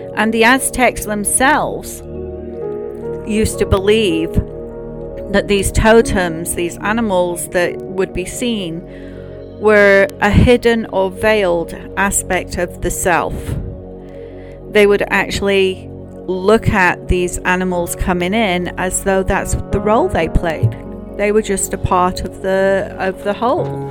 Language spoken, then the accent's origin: English; United Kingdom; as a Brit